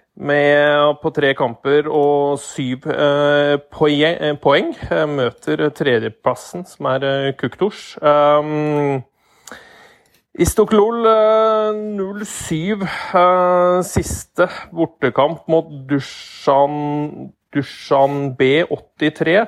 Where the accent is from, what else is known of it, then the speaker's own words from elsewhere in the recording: Hedmark, Innlandet, Norway; som hedmarking